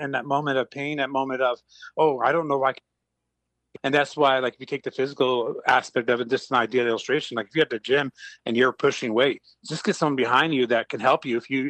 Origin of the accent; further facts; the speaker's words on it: Montreal, Quebec, Canada; moved away; I grew up in Montreal